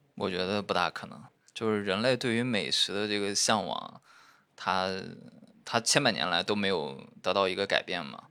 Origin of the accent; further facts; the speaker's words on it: Shandong, China; 像我们山东那边，他不光主食是米面，他就连喝的汤都是米面做的